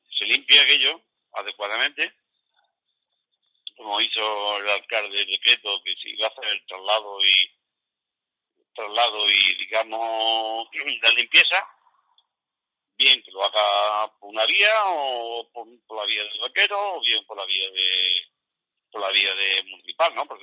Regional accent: Fuente Palmera, Andalusia, Spain

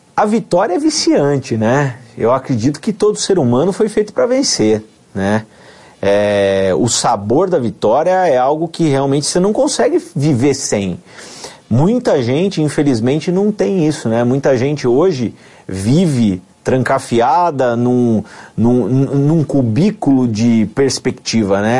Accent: Amparo, São Paulo, Brazil; also born or lived in Campinas; sou nascido em Campinas, né? passei toda a minha infância, adolescência em Amparo

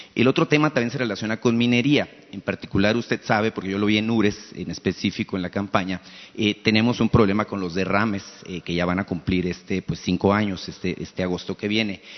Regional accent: Sonora, Mexico; Vengo de Sonora

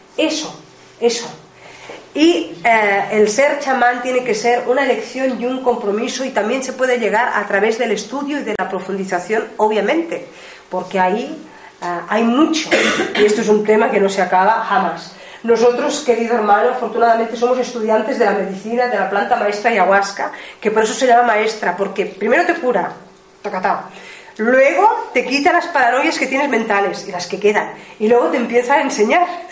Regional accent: Ebro Delta, Catalonia, Spain; la zona del Ebro, eh, del delta del Ebro, de donde nosotros, de donde yo vengo

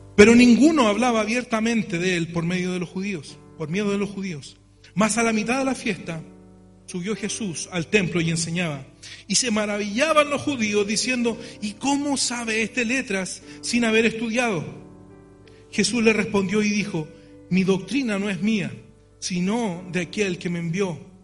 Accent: Chile; nosotros tenemos como chilenos

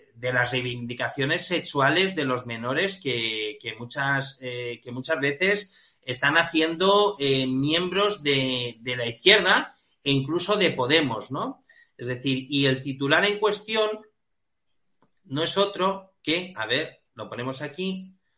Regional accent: Balearic Islands, Spain; en Baleares, que es, digamos, mi tierra

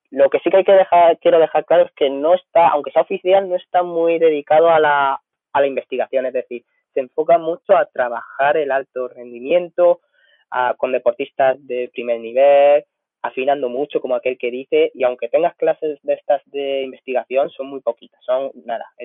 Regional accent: Villena, Valencian Community, Spain; también soy nutricionista del equipo de fútbol del Villena Club de Fútbol, que es el equipo de mi pueblo.

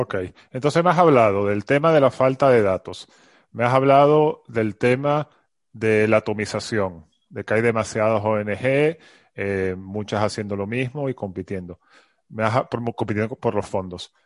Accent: Venezuela; now in Madrid, Spain; yo soy de Venezuela

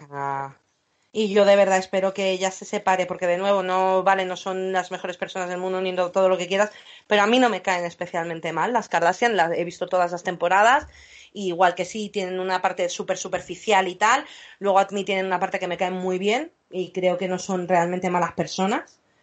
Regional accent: England, United Kingdom; como buena inglesa que soy

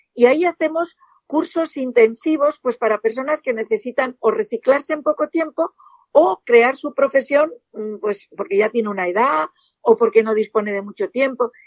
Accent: Spain; soy una esteticista española

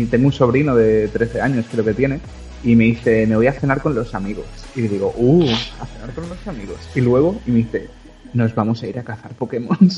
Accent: Balearic Islands, Spain; also born or lived in Catalonia; Eh, a ver, yo siempre por el canal digo que soy entre Cataluña y las Baleares.

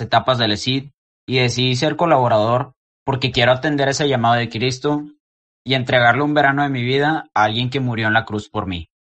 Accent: Saltillo, Coahuila, Mexico; soy de Saltillo

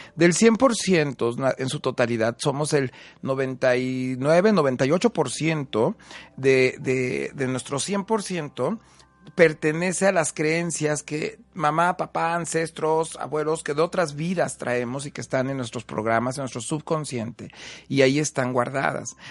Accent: Huamantla, Tlaxcala, Mexico; soy de Guamante, Tlaxcala

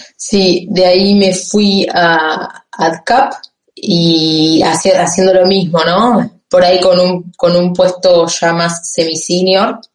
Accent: Campana, Buenos Aires Province, Argentina; moved away as an adult; now in France; soy de Campana, que es provincia de Buenos Aires 80 kilómetros de la capital federal.

